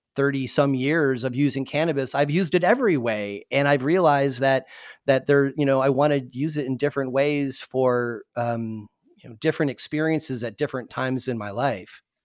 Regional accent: Michigan, United States; moved away; also born or lived in Indiana; I'm from Michigan and went to college in Indiana

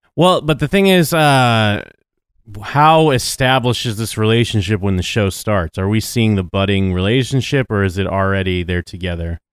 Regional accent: United States; I'm an American

